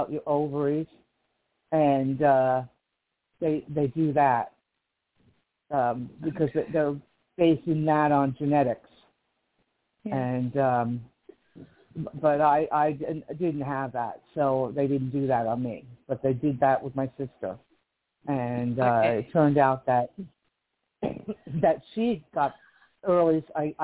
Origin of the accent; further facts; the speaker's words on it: Livingston, New Jersey, United States; now in Kern County, United States; I'm from Livingston, New Jersey, originally, which is on the East Coast.